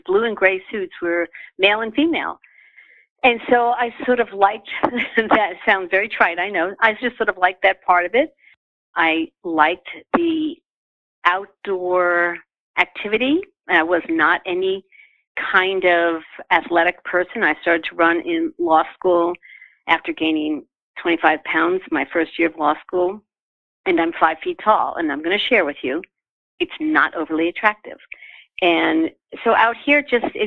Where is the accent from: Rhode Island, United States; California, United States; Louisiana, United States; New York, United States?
New York, United States; Long Island; moved away as an adult; also born or lived in Boston; now in Boulder, United States; I grew up in New York on Long Island and then went to law school for 3 years in Boston